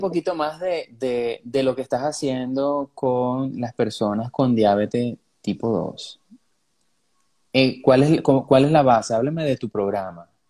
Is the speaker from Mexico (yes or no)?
no; Venezuela; los venezolanos